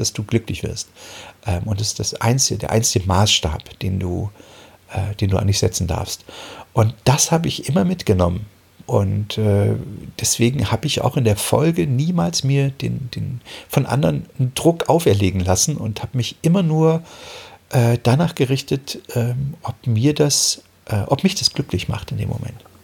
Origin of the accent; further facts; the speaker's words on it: Germany; moved away as an adult; also born or lived in Giessen; bin ich ja damals aus der DDR na, mehr oder weniger geflohen